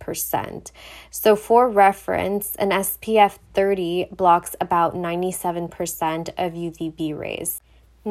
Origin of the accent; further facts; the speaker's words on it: Montreal, Quebec, Canada; I'm from Montreal, so I do speak French